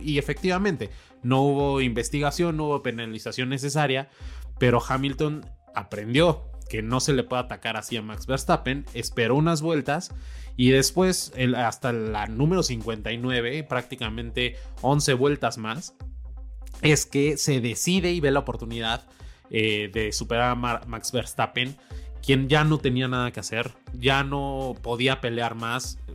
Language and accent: Spanish; Mexico; como mexicanos